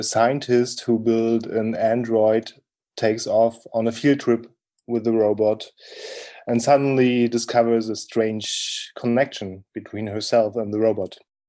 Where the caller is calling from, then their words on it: Berlin, Germany; I'm speaking from Germany, Berlin.